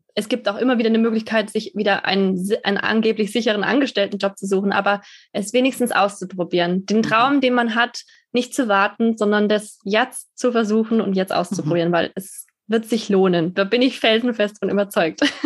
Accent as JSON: {"language": "German", "country": "Germany", "said": "Deutschland wird immer meine Heimat bleiben"}